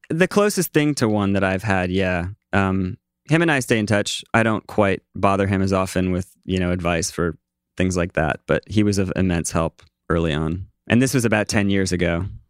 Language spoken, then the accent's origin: English; East Coast, United States; now in New York, United States; I'm from the East Coast